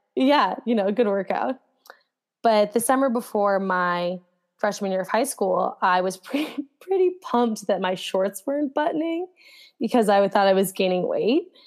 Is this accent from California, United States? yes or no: no; New Jersey, United States; I grew up in New Jersey and I went to high school in New Jersey.